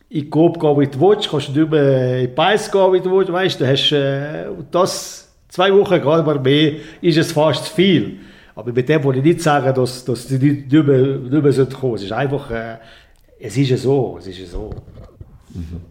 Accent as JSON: {"language": "German", "town": "Bosco/Gurin", "region": "Ticino", "country": "Switzerland", "said": "bei uns in Bosco"}